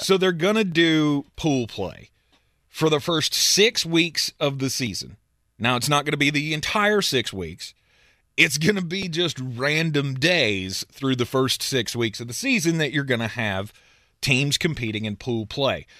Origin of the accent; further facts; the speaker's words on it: United States; We grew up in America